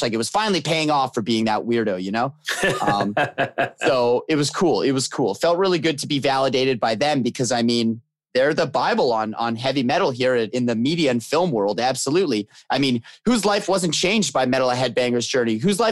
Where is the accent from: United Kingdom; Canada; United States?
Canada; being a Canadian band